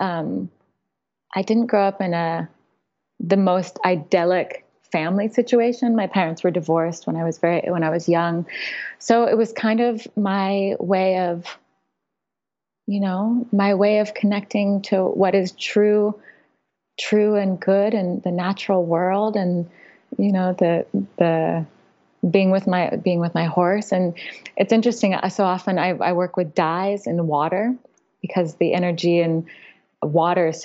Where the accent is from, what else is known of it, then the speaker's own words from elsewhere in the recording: Napa, California, United States; moved away; also born or lived in New York City, United States; I grew up in Napa, in the Napa Valley